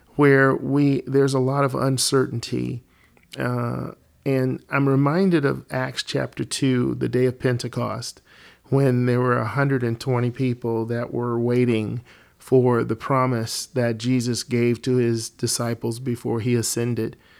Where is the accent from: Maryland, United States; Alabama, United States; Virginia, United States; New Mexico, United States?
Alabama, United States; moved away as an adult; now in Colorado, United States; I was born and raised in Alabama and then the Lord, uh, moved Alicia and me to Colorado where we've been for the last twenty-five years